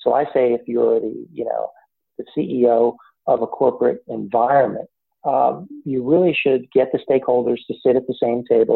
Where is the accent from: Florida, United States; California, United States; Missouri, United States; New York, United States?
New York, United States; North Shore of Long Island; now in Raleigh, United States; I'm originally from the North Shore of Long Island